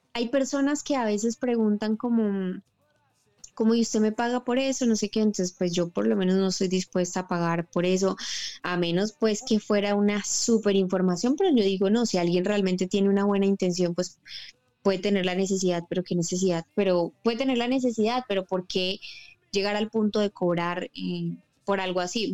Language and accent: Spanish; Bucaramanga, Santander, Colombia; moved away; also born or lived in Bogotá; me vuelvo a Bucaramanga